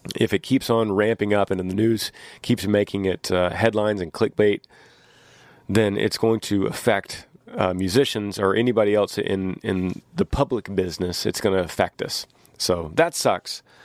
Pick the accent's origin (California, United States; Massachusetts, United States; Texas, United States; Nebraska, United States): Texas, United States; Austin; we're from Austin, Texas